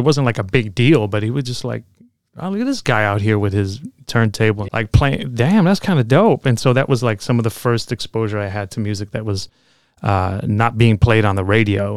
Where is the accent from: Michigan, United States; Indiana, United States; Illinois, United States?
Illinois, United States; Chicago; moved away as an adult; also born or lived in California; now in Oakland, United States; I grew up in Logan Square in Chicago